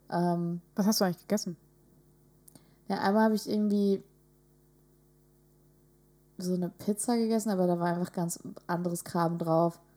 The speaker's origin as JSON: {"language": "German", "town": "Wedel", "region": "Schleswig-Holstein", "country": "Germany", "said": "uns in Wedel gab es das auch immer"}